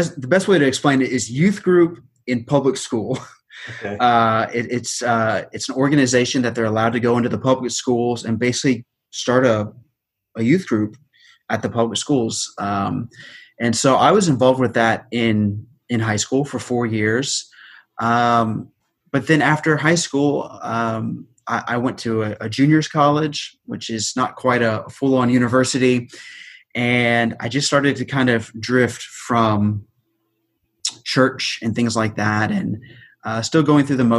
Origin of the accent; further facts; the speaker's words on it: Houston, Texas, United States; I'm from Houston, Texas. I grew up in Houston.